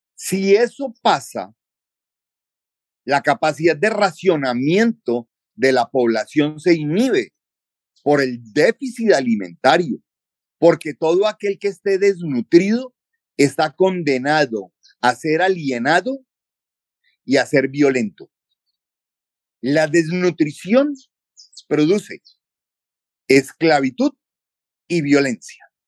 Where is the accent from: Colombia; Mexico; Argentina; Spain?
Colombia